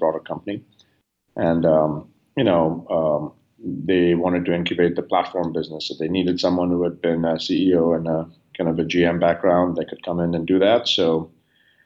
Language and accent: English; India; moved away as an adult; now in United States; I grew up in India.